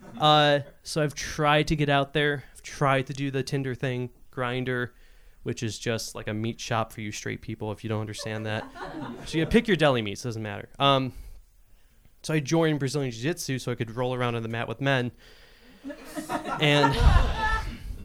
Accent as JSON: {"language": "English", "town": "Cleveland", "region": "Ohio", "country": "United States", "tie": "born or raised there", "said": "I grew up in Cleveland, was here for 5 years, and I moved back to Cleveland because of money"}